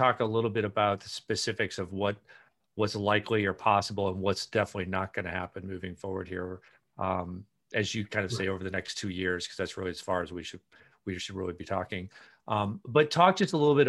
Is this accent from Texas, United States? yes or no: no; Iowa, United States; moved away; I was from Iowa originally.